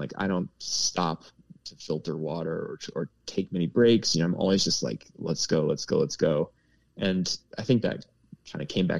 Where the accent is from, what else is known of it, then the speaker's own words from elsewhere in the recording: Pennsylvania, United States; I'm from Pennsylvania. Yeah. I live at 700 feet above sea level.